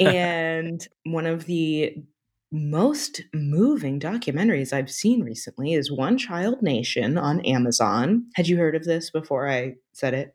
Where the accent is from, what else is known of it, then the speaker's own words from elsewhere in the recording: United States; I'm pretty American